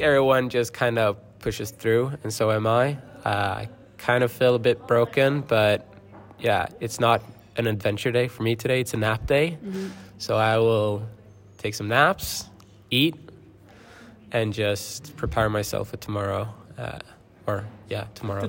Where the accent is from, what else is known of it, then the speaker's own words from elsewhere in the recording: Gothenburg, Västra Götaland, Sweden; I am from Gothenburg, Göteborg, in Sweden